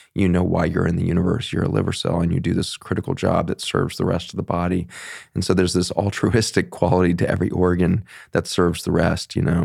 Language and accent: English; Boulder, Colorado, United States; moved away; also born or lived in Philippines / Virginia; I grew up in Boulder, Colorado